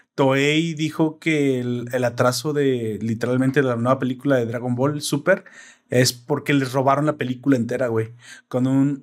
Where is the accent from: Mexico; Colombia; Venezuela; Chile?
Mexico; yo soy mexicano